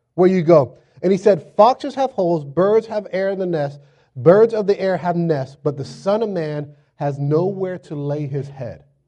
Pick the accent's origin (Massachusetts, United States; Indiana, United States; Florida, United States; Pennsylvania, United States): Florida, United States; moved away as an adult; now in Virginia Beach, United States; I'm from Florida. Grew up in Florida